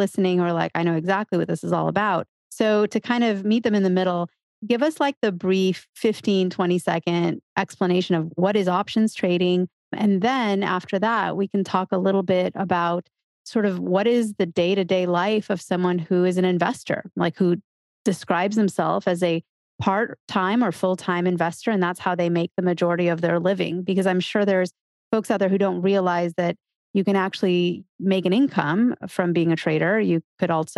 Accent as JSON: {"language": "English", "country": "United States", "said": "I'm American"}